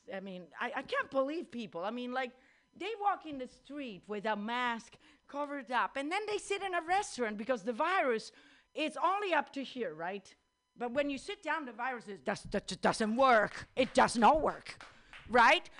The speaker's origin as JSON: {"language": "English", "country": "Italy", "moved": "yes", "said": "I'm Italian"}